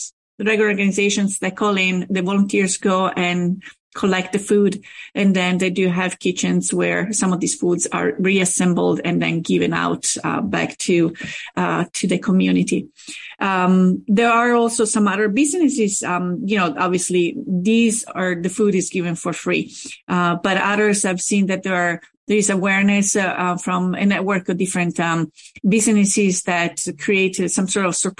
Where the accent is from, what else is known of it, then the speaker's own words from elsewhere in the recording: Rome, Lazio, Italy; now in Pittsburgh, United States; I'm from Rome